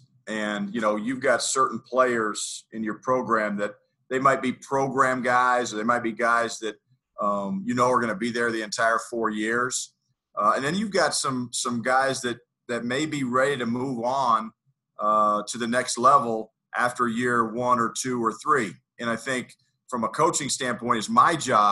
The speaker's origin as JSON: {"language": "English", "town": "Greeley", "region": "Colorado", "country": "United States", "tie": "born or raised there", "also_born_or_lived": "Lawrence, Kansas / Boulder, Colorado", "said": "I worked in Greeley, Colorado, which is my hometown."}